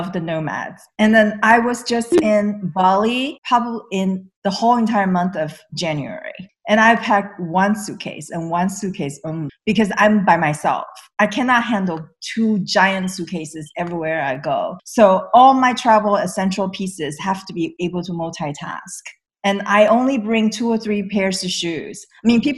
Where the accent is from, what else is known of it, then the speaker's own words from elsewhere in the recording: the Bay Area, California, United States; I am from the Bay Area